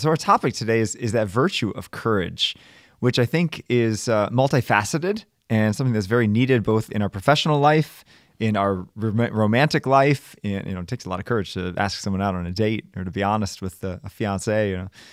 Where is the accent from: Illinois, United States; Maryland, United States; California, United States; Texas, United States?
Maryland, United States; Baltimore; moved away as an adult; now in Bridgeport, United States; Born and raised in Baltimore